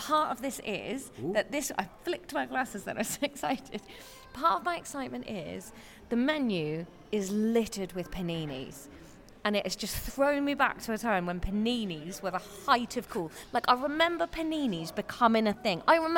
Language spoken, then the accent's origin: English; Taunton, South West England, United Kingdom; I grew up in Taunton, well, outside Taunton